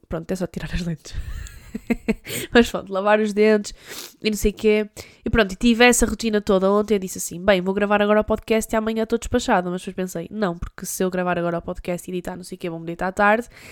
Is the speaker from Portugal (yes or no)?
yes; Douro, Norte, Portugal; also born or lived in Porto; Eu sou do Douro e no Douro há montanhas